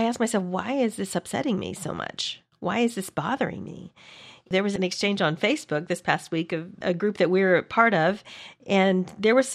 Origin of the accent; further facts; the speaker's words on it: small town in Texas, United States; Growing up in the South